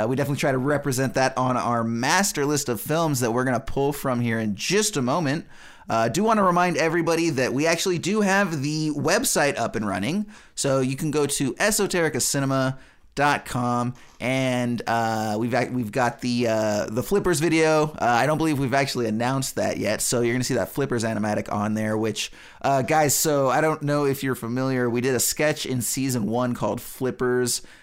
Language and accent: English; United States; as an American